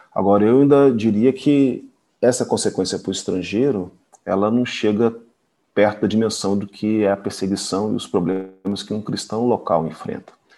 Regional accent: South Region, Brazil; moved away as an adult; now in Middle East; Eu nasci no sul do Brasil

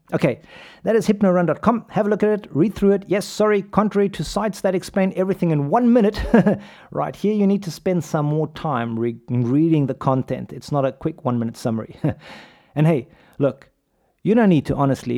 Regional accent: Pretoria, Gauteng, South Africa; I grew up in South Africa. As you can tell from my accent, hey, I'm just a kid from 34 Lampet Street in the Willows. Shout out to Hoerskool de Wilgers

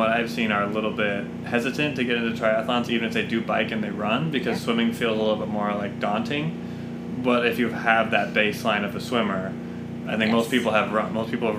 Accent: Southern California, United States; I grew up in Southern California.

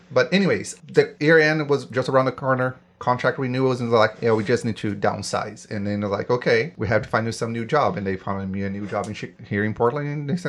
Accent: Brazil; moved away as an adult; now in United States; most of my life has been in Brazil. I'm far away from reaching that half point here still. I've moved up here in 2014 for work.

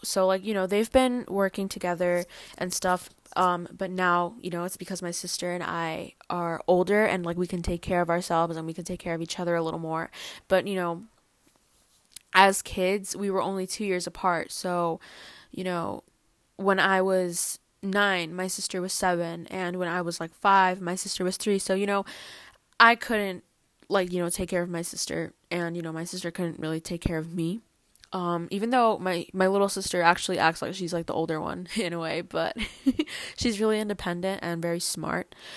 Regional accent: New Jersey, United States; first language Spanish; English is a second language; also born or lived in The Bronx, New York; I was born in New York, the Bronx, and I moved to New Jersey when I was, like, three years old

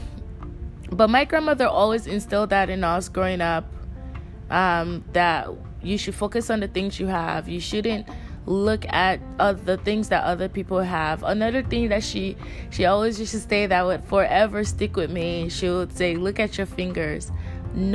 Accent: Nigeria; I'm Nigerian. I grew up in a very traditional Nigerian home

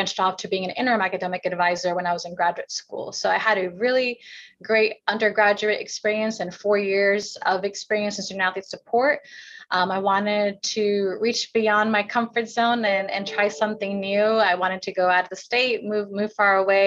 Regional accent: Pacific Northwest, Washington, United States; moved away; I am originally from the Northwest

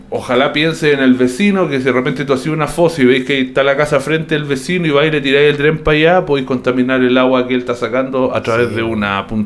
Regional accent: Concepción, Biobío, Chile; yo soy de Biobío, nací en Concepción, pero he vivido en hartas partes, en muchos lugares.

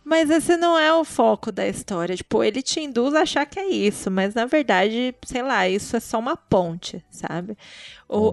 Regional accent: Brazil; also born or lived in Guarulhos; a gente é brasileira tudo

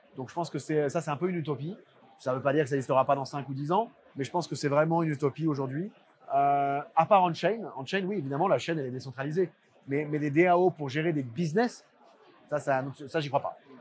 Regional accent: France; accent: French; comme tu peux voir avec mon accent, je suis français.

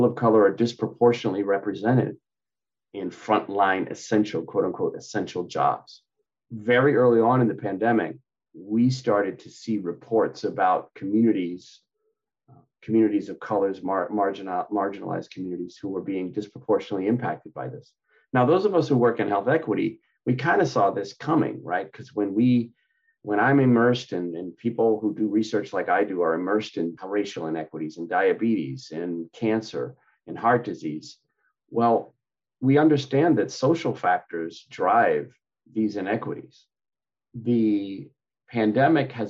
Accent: Manchester, Connecticut, United States; moved away as an adult; also born or lived in Hartford, Connecticut / Ann Arbor, Michigan / Dallas, Texas; I grew up in Manchester, Connecticut. I was born in Hartford, so I'm an East Coast person.

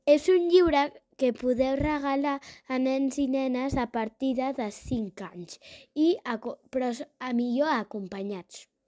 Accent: Terrassa, Catalonia, Spain; tinc 9 anys i sóc de Terrassa

